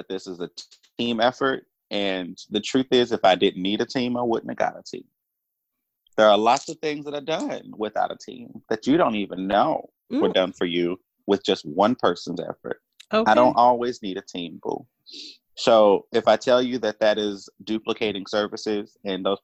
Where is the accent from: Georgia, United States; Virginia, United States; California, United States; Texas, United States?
Texas, United States; Duncanville; I'm from Duncanville, Texas. Like, I don't know how else to explain Duncanville, Texas, suburb Dallas, Texas